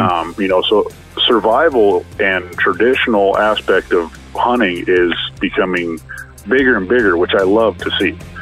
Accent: Colorado, United States; Colorado, I grew up in Colorado

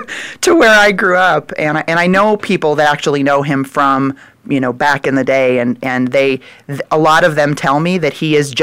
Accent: Des Moines, Iowa, United States; moved away; I am from Des Moines, Iowa.

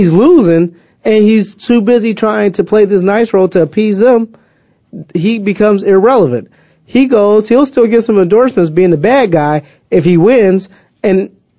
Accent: Waukegan, Illinois, United States; My hometown.

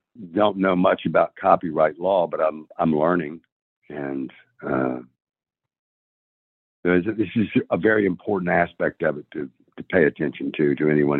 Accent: Nashville, Tennessee, United States; I'm from Nashville, Tennessee.

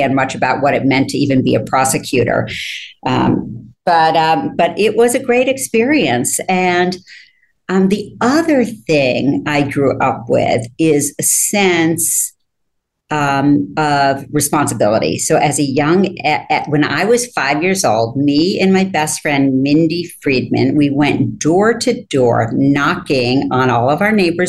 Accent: Rochester, New York, United States; moved away as an adult; also born or lived in Ithaca, New York / Switzerland; I was born in Ithaca, but my family moved to Rochester

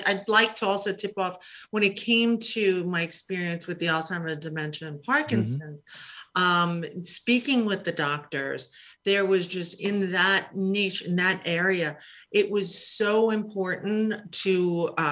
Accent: New York City, New York, United States; I grew up in Queens

